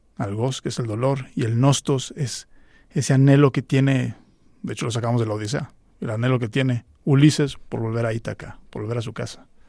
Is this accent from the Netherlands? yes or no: no; Mexico; En México en concreto, de donde yo soy